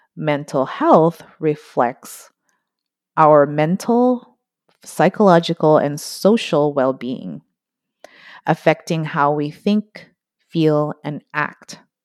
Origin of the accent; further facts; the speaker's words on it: Philippines; moved away; also born or lived in United States; my home country, Philippines